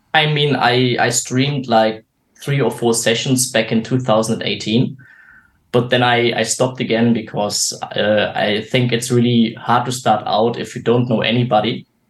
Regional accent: Germany; I'm 29 years old and uh, from Germany

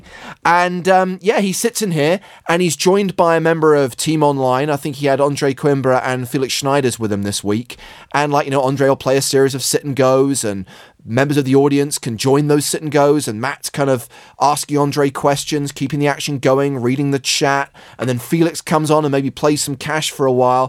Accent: England, United Kingdom; I'm English

